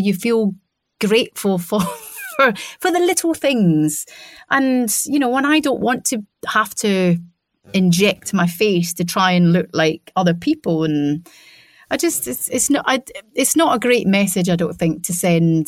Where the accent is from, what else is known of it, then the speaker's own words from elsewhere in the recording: Scotland, United Kingdom; I'm a Scottish person